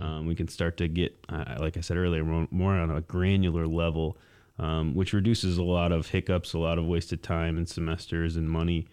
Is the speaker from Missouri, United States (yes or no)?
no; Mason, Michigan, United States; also born or lived in East Lansing, Michigan; I'm a Lansing native. I grew up in Mason, um, just about twenty miles south of here.